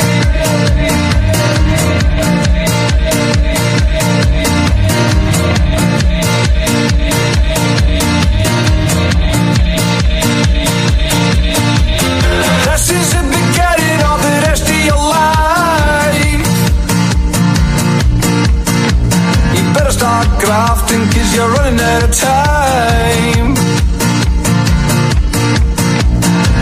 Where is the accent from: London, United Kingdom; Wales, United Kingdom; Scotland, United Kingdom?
Scotland, United Kingdom; Glasgow; I'm a glass Ouija, mate.